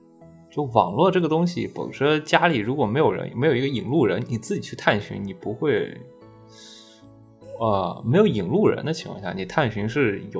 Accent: Anhui, China; 安徽那边

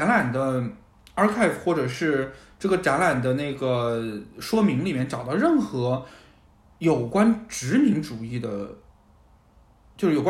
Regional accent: China; 他们就会觉得这是因为我就是中国人有一个 one hundred years humiliation trauma，

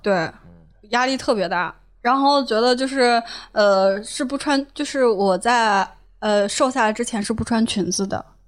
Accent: Shanxi, China; moved away as an adult; also born or lived in Wuxi; 我是山西人，然后就著名的碳水大神

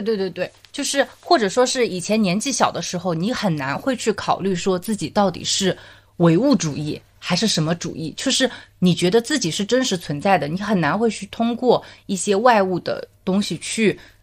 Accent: Zhejiang, China; 我老家就是浙江这块的话，我们的可能家庭单位它会比较小，是以呃父母跟子女大概一般

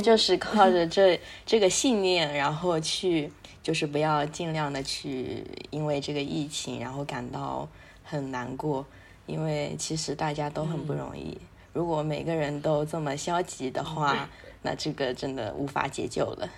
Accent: Zhejiang, China; 我是一个浙江人

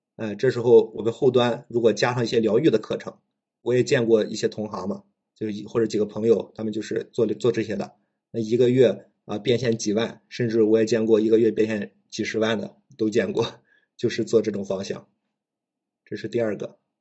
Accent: Shandong, China; also born or lived in Chengdu; 我家是山东的

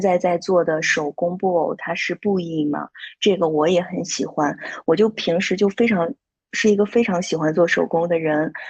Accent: Shandong, China; also born or lived in Xiamen / Shanghai; now in Qingdao, China; 上海待了两年多，然后现在呢，是在青岛。因为我是山东人嘛，然后在青岛的话，离自己的家乡比较近

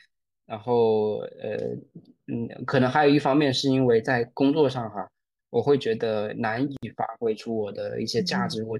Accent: Shenzhen, Guangdong, China; moved away as an adult; also born or lived in Sichuan / Chengdu; now in Shanghai, China; 我就真是从小在深圳长大，

